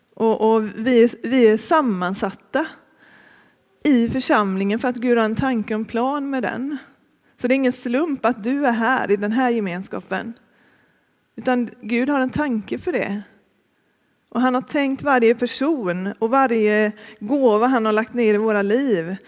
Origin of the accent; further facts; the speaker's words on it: Gothenburg, Västra Götaland, Sweden; moved away as an adult; also born or lived in Uppsala / Stockholm / Örebro / Malå; Jag är från början från Västra Frölunda, Fiskebäck utanför Göteborg. Och det är där jag bor nu också